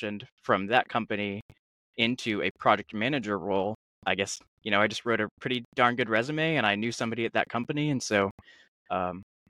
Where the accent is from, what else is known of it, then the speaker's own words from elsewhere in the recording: Charlottesville, Virginia, United States; I grew up in Charlottesville